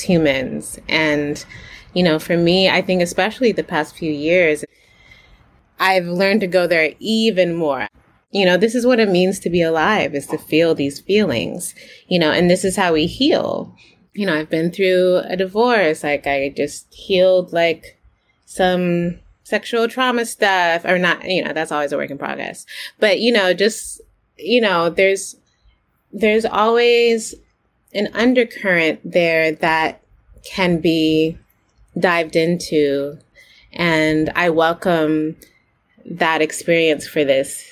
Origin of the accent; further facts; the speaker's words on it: United States; I'm a Haitian born in America. I'm Haitian American